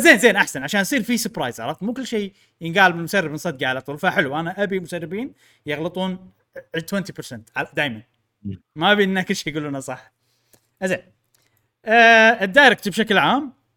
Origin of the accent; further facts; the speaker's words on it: Kuwait; عندنا بالكويت